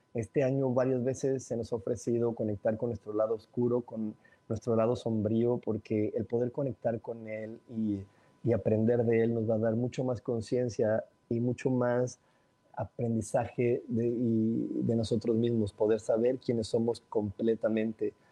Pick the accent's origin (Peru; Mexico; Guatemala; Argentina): Mexico; soy mexicano